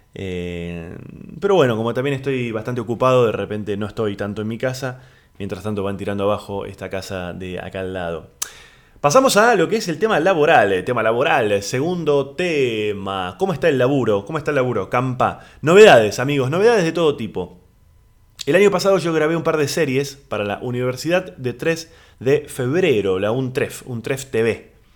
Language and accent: Spanish; Argentina; Aquí en Argentina le decimos departamento